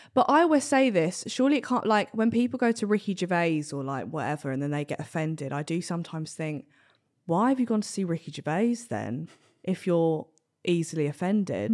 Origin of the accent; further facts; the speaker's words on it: Cambridge, East of England, United Kingdom; I'm from Cambridge